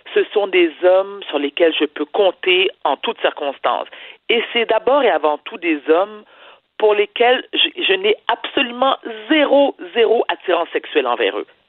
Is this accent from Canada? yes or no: yes; Quebec, Canada; je suis une Québécoise, fière de l'être, née au Québec